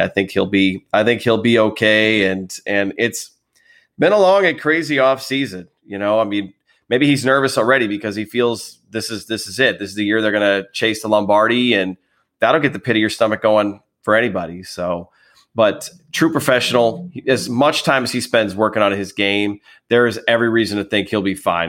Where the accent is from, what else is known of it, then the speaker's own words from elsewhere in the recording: Wisconsin, United States; also born or lived in northern Illinois; I'm originally from there, although obviously I grew up in Wisconsin.